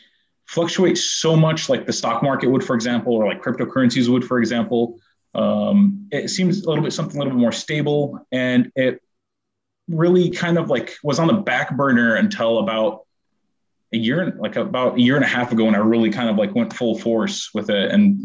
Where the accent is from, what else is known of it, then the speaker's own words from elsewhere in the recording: Syracuse, New York, United States; also born or lived in Middle East; I was born in Syracuse, New York. I grew up in the Middle East, then came back to Syracuse for university.